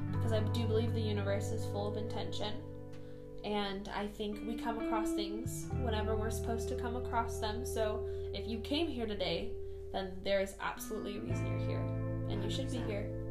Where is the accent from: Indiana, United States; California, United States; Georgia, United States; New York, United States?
California, United States; Bay Area; we are cousins from the Bay Area